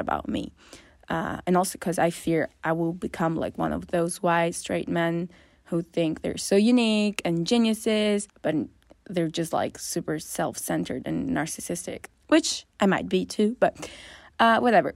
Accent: northern Italy, Italy; I come from Northern Italy

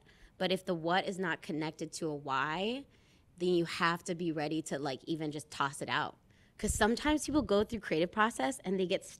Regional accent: Philippines; More people need to know that this exists so that they can feel that pride in being Filipino too.

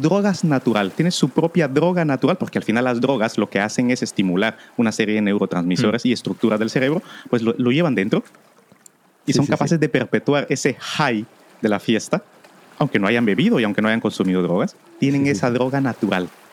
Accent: Guatemala; otra en mi país, en Guatemala

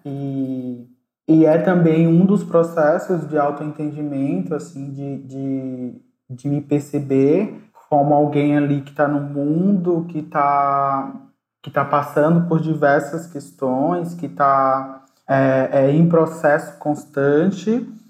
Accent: Alagoas, Brazil; now in São Paulo, Brazil; enquanto negro, nordestino, é, migrante, né, já que eu sou alagoano, moro em São Paulo

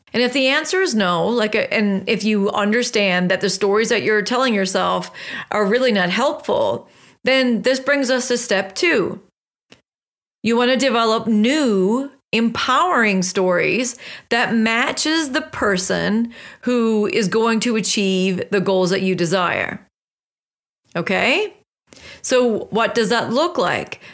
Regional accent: West Coast of Newfoundland, Newfoundland and Labrador, Canada; moved away; I just returned back from a trip home, which is the West Coast of Newfoundland

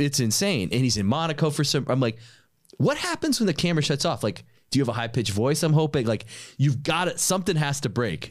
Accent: New York City, New York, United States; I'm from New York. Nobody has a freaking car

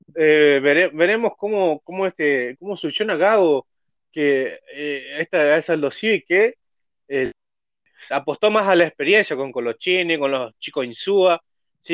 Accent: Argentina; acá en Argentina

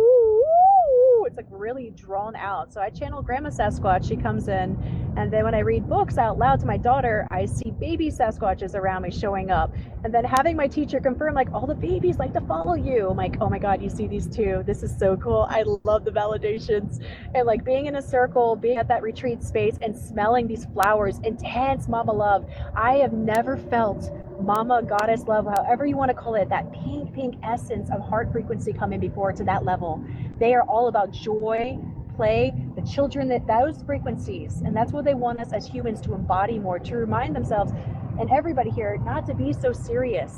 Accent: Clearwater, Florida, United States; also born or lived in Pasco County, Florida / Pinellas County, Florida / New Port Richey, Florida; I was born and raised in Clearwater, Florida, which is amazing

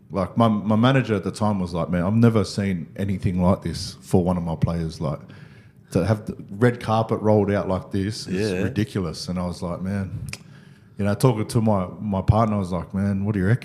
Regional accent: Parramatta, New South Wales, Australia; like I was, you know, born and raised in Parra.

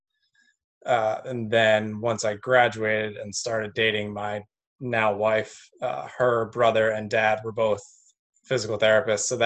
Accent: Delhi, New York, United States; moved away as an adult; also born or lived in Cortland, New York; now in New Zealand; I grew up in Delhi, New York

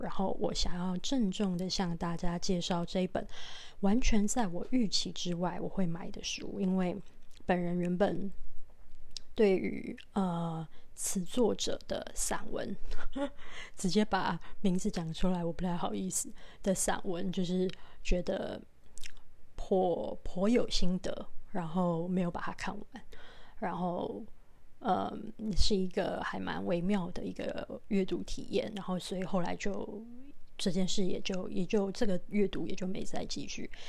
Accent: Taiwan; 那是我们台湾人共同的一个， 呃， 大型灾难的回忆

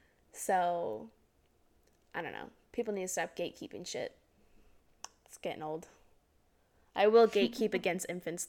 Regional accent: Florida, United States; I'm from Florida

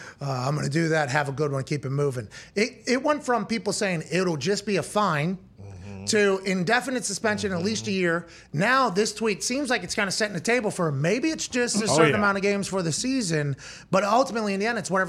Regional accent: Plum, Pennsylvania, United States; I'm from Plum

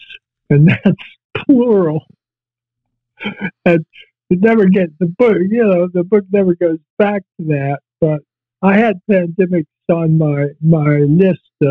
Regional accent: Virginia, United States; moved away as an adult; also born or lived in Toronto, Canada / Vancouver, Canada; I had gone to Toronto from my hometown in Virginia

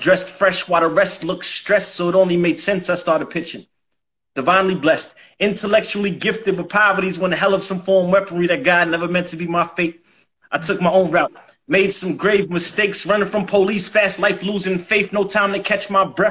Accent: Mount Vernon, New York, United States; also born or lived in New Jersey; now in Atlanta, United States; I'm from New York, from Mount Vernon, New York. Money earning Mount Vernon. But Atlanta is home, and I touched down here seven years ago

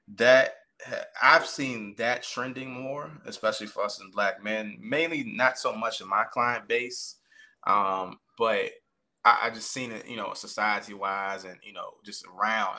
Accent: Caroline County, Virginia, United States; I currently reside in Caroline County, Virginia, um, and that's where I was born and bred

